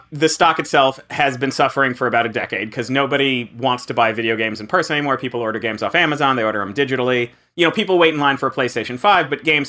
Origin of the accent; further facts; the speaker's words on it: South Florida, United States; now in New York, United States; I grew up in South Florida though.